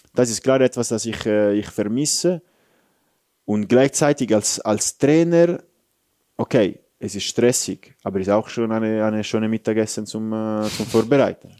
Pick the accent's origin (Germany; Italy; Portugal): Italy; German is a second language; moved away as an adult; now in Switzerland; ich bin ein stolzer Italiener